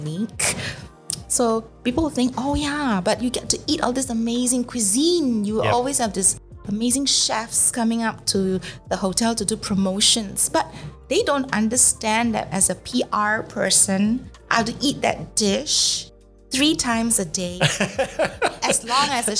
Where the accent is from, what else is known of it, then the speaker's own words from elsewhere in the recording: Singapore; I'm a Singaporean